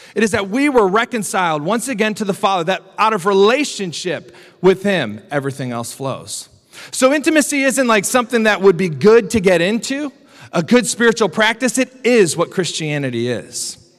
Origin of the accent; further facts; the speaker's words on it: Iowa, United States; now in Grand Rapids, United States; I'm from Iowa